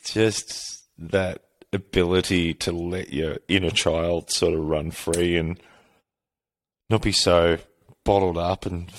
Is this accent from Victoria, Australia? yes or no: yes; Victoria, Australia; growing up in Australia and Victoria, it's very AFL